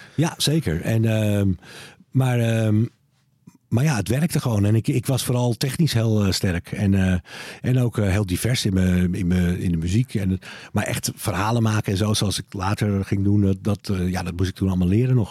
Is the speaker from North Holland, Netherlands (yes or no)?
yes; Bergen, North Holland, Netherlands; moved away; Ik woon er niet meer, hè? Maar ik ben daar wel eh, opgegroeid